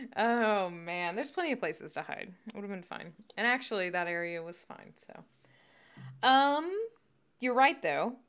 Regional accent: the South, United States; we grew up in the South

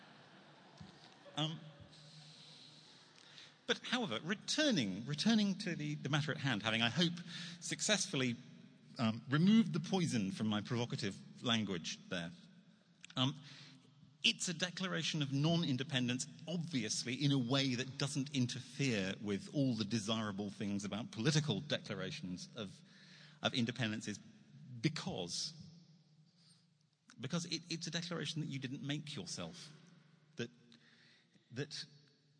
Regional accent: United Kingdom; I'm a Brit in New York

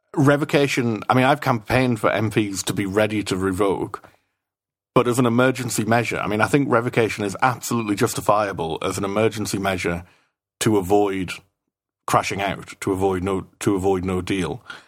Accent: United Kingdom; now in Brussels, Belgium; as a Brit in Brussels

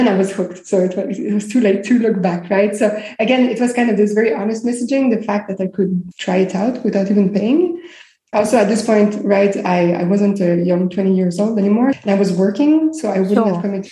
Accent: Montreal, Quebec, Canada; moved away; also born or lived in Greece / Israel; So I was born in Montreal. I'm based in Montreal now, but I spent many years living abroad. So I lived in Greece and in Israel.

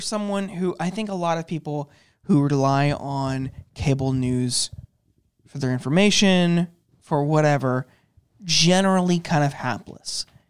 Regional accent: Youngstown, Ohio, United States; now in Washington, D.C., United States; I'm from Youngstown, Ohio. I'm from the heart of the Rust Belt

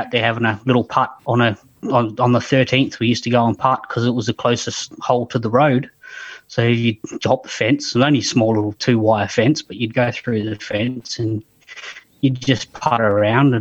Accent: Barmera, Riverland, South Australia, Australia; So I grew up in the Riverland in a small town in Barrie. Still live in Barrie.

